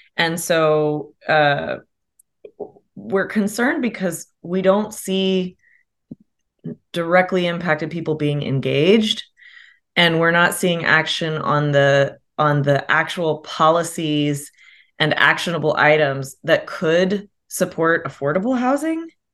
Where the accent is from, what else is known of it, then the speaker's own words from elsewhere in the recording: Austin, Texas, United States; moved away as an adult; also born or lived in Chicago; I'm an Austinite from here